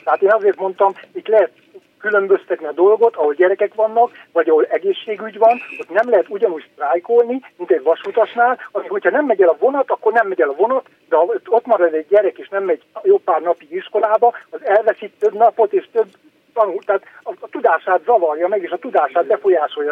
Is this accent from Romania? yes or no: yes; Transylvania, Romania; Erdélyi vagyok